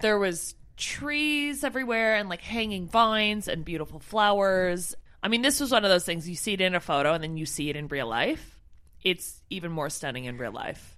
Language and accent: English; Canada; moved away as an adult; now in United Kingdom; I'm from Canada